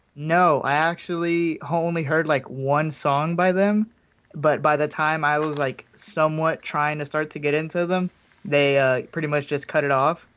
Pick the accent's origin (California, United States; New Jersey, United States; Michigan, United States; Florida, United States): Florida, United States; Miami; I was born in Miami, Florida.